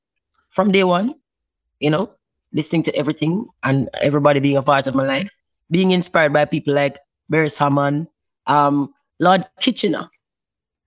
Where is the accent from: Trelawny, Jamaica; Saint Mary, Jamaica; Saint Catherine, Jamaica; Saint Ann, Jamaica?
Saint Mary, Jamaica; Richmond; I grew up in St. Mary, in a little town called Richmond.